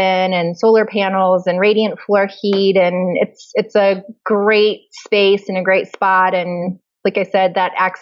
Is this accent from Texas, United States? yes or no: no; Nebraska, United States; moved away as an adult; now in Lawrence, Kansas, United States; I'm from Nebraska, which is nearby.